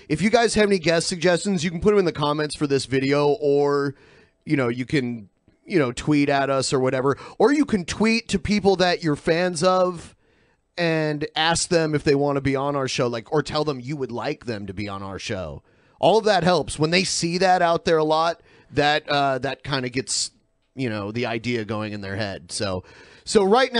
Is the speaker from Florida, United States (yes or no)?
no; Toledo, Ohio, United States; born or raised there; moved away